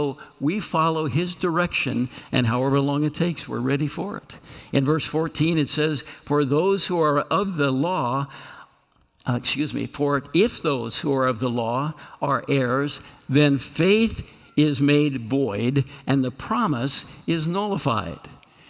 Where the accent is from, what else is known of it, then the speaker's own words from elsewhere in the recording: Kansas, United States; moved away; I'm come from Kansas